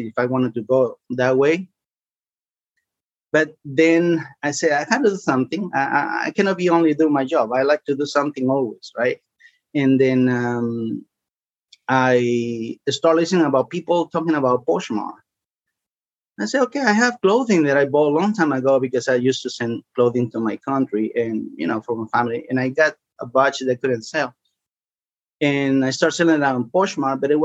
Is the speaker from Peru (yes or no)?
yes; Peru; now in Bristow, United States; I'm from Peru.